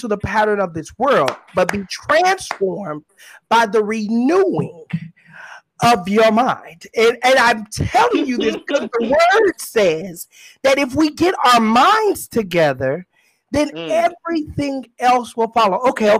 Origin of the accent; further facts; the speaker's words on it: California, United States; born there; also born or lived in Texas; I was born in California, and I'm going to put this illustration real fast, I promise.